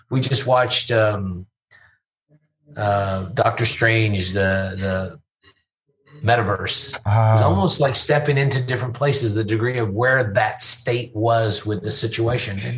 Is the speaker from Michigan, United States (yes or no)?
no; Louisville, Kentucky, United States; we were just at a baseball game in my hometown, Louisville, uh, promoting our tequila